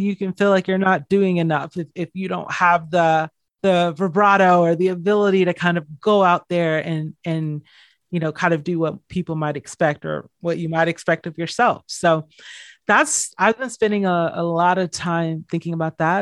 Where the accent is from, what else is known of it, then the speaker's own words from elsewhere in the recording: just outside of Atlanta, Georgia, United States; I grew up in just outside of Atlanta, Georgia